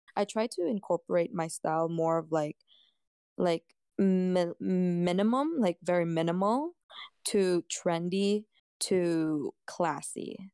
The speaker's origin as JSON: {"language": "English", "country": "Canada", "said": "I'm a Canadian girl"}